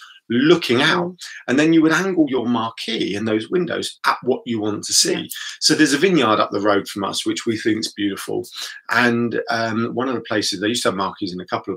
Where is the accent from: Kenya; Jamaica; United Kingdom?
United Kingdom; built into us as British people